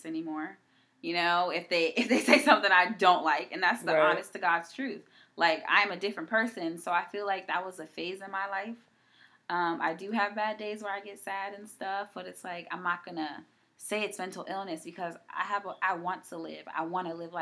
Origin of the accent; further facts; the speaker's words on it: East Coast, United States; I'm from the East Coast